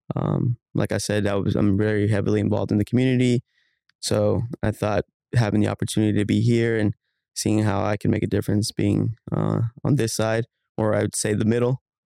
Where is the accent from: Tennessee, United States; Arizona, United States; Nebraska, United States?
Arizona, United States; Phoenix; I grew up in Phoenix. I grew up in South Phoenix. Um, I'm born and raised in the valley, um, never moved